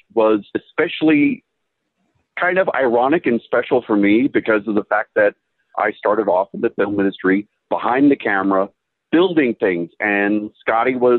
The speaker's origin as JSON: {"language": "English", "area": "Riverside County", "region": "Southern California", "country": "United States", "tie": "born or raised there", "lives_now": "Los Angeles, United States", "said": "I'm here from Southern California, born and raised, but I was from out in the Riverside County area, about 50 miles east of Los Angeles"}